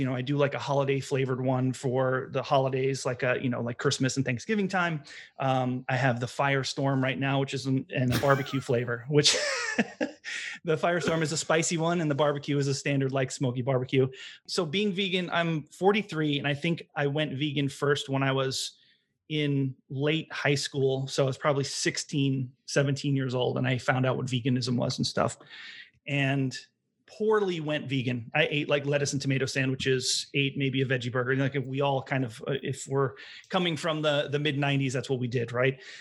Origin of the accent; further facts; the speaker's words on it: Long Island, New York, United States; moved away as an adult; also born or lived in Bay Area, California; now in Providence, United States; I'm from Long Island, New York, moved to Providence, Rhode Island for college